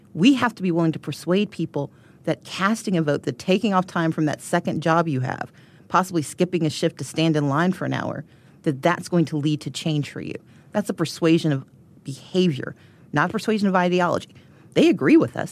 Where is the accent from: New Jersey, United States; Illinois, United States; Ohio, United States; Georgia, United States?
Georgia, United States; I'm from Georgia